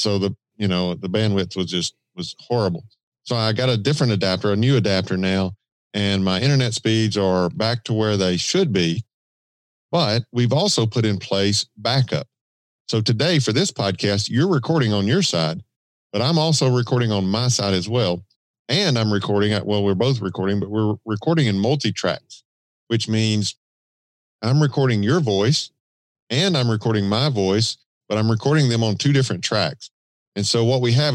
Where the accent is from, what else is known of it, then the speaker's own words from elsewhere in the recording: Georgia, United States; accent: Southern drawl; That wasn't the Georgia, the Southern drawl.